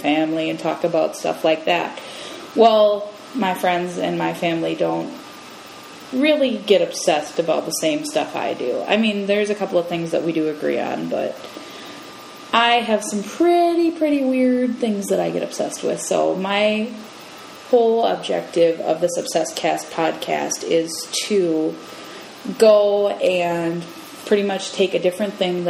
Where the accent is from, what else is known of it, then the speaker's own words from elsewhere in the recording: Roseville, Minnesota, United States; I am from Roseville, Minnesota, and I am 24 years old